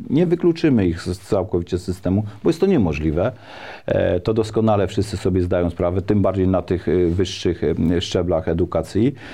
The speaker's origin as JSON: {"language": "Polish", "town": "Szydłów", "region": "Świętokrzyskie Voivodeship", "country": "Poland", "said": "ja y, jestem mieszkańcem powiatu staszowskiego, pochodzę z pięknej historycznej miejscowości Szydłów"}